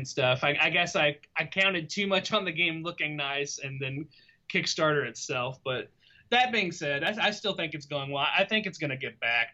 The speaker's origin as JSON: {"language": "English", "town": "Lexington", "region": "Kentucky", "country": "United States", "said": "I'm from Lexington, Kentucky."}